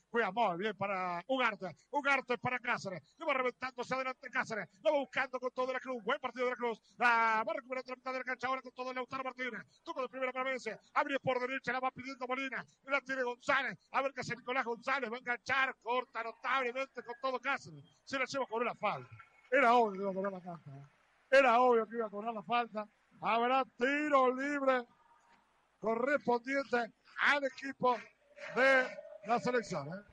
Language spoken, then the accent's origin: Spanish; Uruguay; soy uruguayo. Yo soy muy fanático de Uruguay